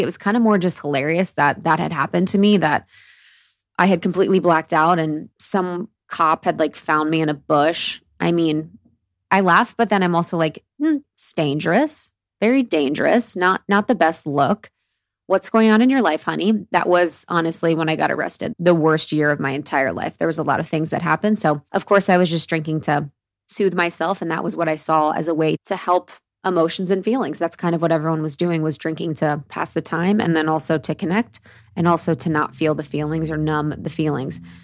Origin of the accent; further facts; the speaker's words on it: Midwest, United States; moved away; I was born in the Midwest, which is definitely an area for drinkers